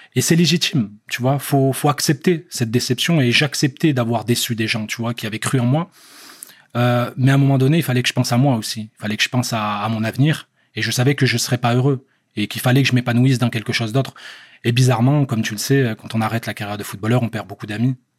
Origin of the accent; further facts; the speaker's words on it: France; moved away; also born or lived in Algeria / England; je suis algérien, j'ai grandi en France